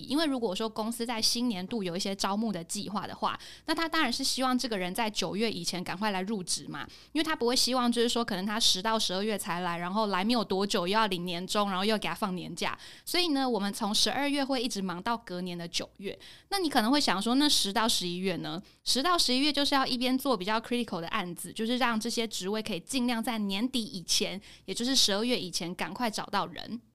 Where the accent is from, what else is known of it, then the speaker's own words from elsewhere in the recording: Hsinchu, Taiwan; moved away as an adult; now in Taipei, Taiwan; 我是新竹人